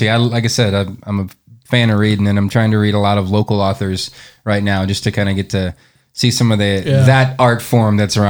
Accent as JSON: {"language": "English", "town": "Arthur", "region": "Nebraska", "country": "United States", "tie": "born or raised there", "said": "I grew up in the Sandhills and, you know, Sandhills, Nebraska"}